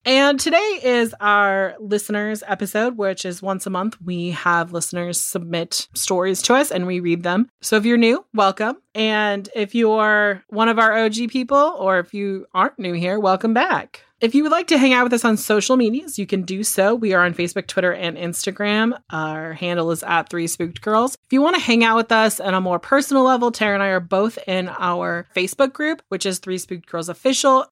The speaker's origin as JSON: {"language": "English", "region": "California", "country": "United States", "said": "I'm from California"}